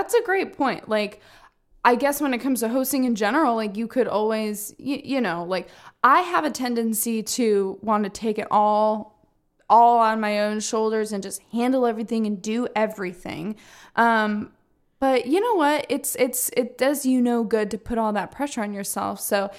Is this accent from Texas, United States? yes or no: no; Orlando, Florida, United States; She is from my hometown of Orlando and home city.